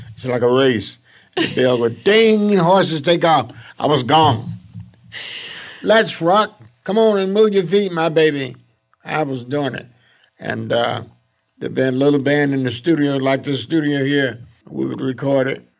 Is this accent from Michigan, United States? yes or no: yes; Detroit, Michigan, United States; also born or lived in Mississippi / St. Louis; came on a train from Mississippi to Detroit. I stopped in Saint Louis for a couple of years. Then I came in from Saint Louis to Detroit.